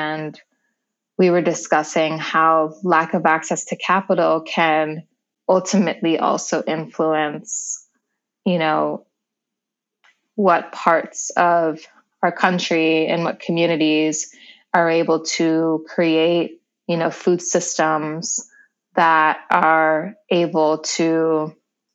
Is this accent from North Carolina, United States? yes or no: no; New York, United States; also born or lived in Seattle, Washington; I was raised in New York